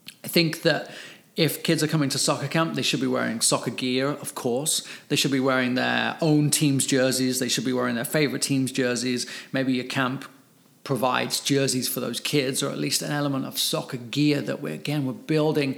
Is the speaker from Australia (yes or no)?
no; England, United Kingdom; now in California, United States; I'm English